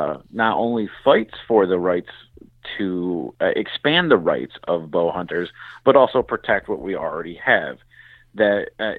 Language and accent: English; Michigan, United States; Now, I'm from Michigan. We're a blue-collar state. I'm in the Police Officers Association of Michigan. Dad was in the UAW. You know, we got uncles or Teamsters. So this is union country.